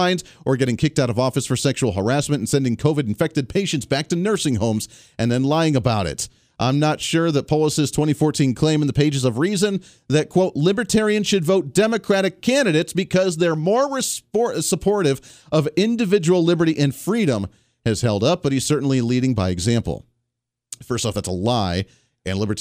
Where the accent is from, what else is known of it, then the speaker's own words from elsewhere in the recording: Bailey, Colorado, United States; moved away as an adult; now in Kansas, United States; That's where I grew up, little town of Bailey, Colorado